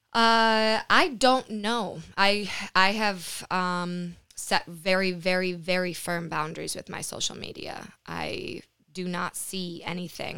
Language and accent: English; Lansing, Michigan, United States; moved away; also born or lived in New York / Costa Rica; I moved back to Michigan, back to Lansing. I'm from Lansing